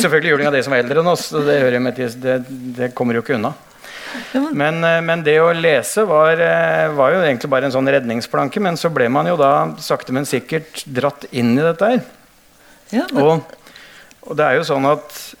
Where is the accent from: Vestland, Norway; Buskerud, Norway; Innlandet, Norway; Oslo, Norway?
Buskerud, Norway; Hønefoss; jeg vokste opp i Hønefoss